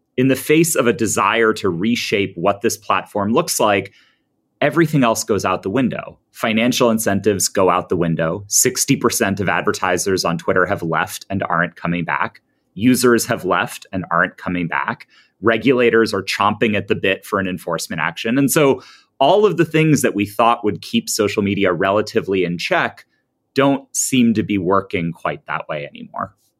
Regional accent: United States; I'm an American. I tend to view these things through a pretty American lens

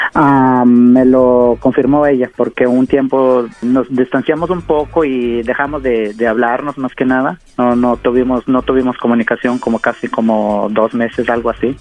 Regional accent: Oaxaca, Mexico; yo soy de, de Oaxaca

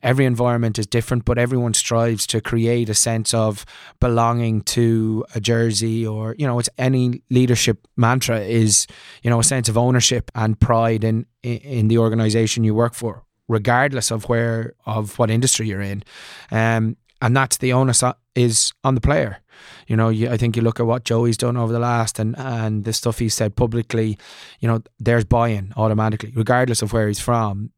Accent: Ireland; moved away; also born or lived in Leicester, England; I'm an Irish boy

